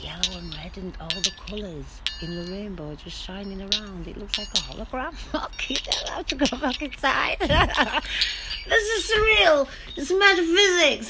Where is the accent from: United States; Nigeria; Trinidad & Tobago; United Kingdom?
United Kingdom; England; I love being British and English. I love the country. You know, I'm English to the core.